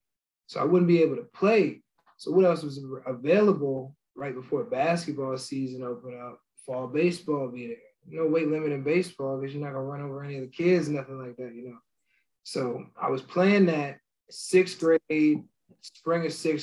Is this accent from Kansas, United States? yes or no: no; New Jersey, United States; growing up in New Jersey, I was a big Yankee fan